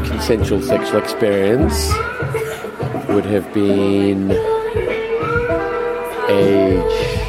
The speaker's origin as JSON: {"language": "English", "country": "Zimbabwe", "tie": "born or raised there", "said": "so I'm from Zimbabwe, is where I grew up."}